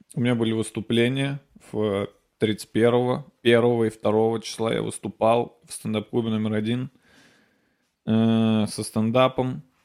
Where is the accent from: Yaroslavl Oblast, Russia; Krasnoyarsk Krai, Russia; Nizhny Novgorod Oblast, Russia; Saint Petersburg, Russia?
Nizhny Novgorod Oblast, Russia; Nizhny Novgorod; moved away; я уезжаю в Нижний Новгород. Это мой родной город, я там родился